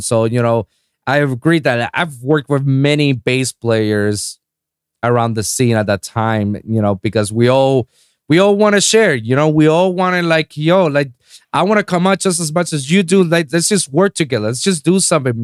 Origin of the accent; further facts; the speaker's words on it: Puerto Rico; now in South Florida, United States; my hometown in Puerto Rico